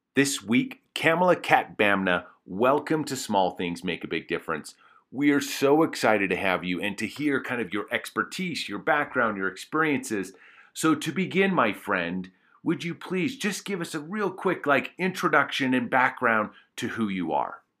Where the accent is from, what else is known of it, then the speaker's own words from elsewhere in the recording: Alberta, Canada; I grew up in Alberta, Canada